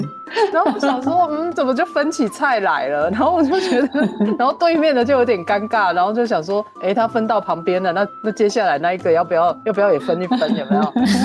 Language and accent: Chinese; Taiwan; 我们台湾人在吃面啊，我嗯。妈就真的是教我说，真的是要用筷子夹面，然后要放在汤匙里面吃进去